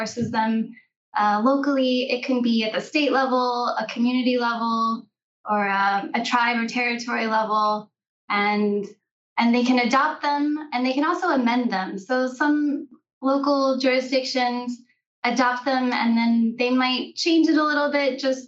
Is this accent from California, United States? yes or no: no; Oklahoma, United States; I grew up in Oklahoma